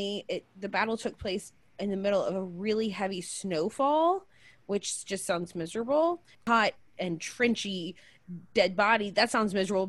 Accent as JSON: {"language": "English", "region": "Georgia", "country": "United States", "tie": "born or raised there", "said": "my home state of Georgia"}